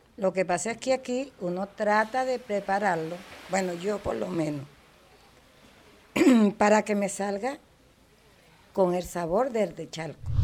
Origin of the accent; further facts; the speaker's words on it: Margarita Island, Nueva Esparta, Venezuela; soy margariteña